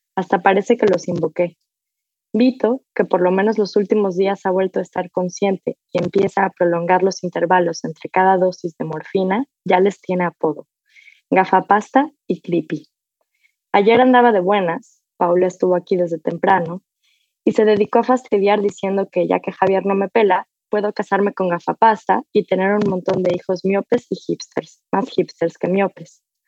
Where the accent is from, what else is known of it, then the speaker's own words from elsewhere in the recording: Mexico; moved away as an adult; now in New York, United States; Hace casi una década que me fui de, de México, pero, pero pues hoy soy mexicana, crecí en México